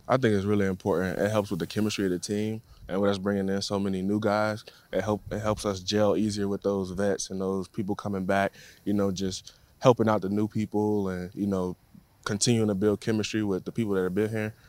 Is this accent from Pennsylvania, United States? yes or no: no; Tampa, Florida, United States; moved away; born and raised in Tampa